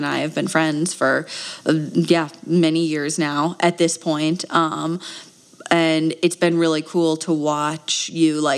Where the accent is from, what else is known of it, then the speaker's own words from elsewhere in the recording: Wisconsin, United States; now in Flagstaff, United States; I am from Wisconsin originally